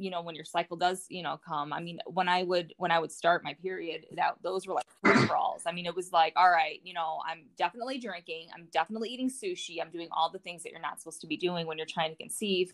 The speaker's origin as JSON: {"language": "English", "region": "Northwest Indiana", "country": "United States", "moved": "yes", "lives_now": "Colorado, United States", "said": "I'm 35 and from Northwest Indiana"}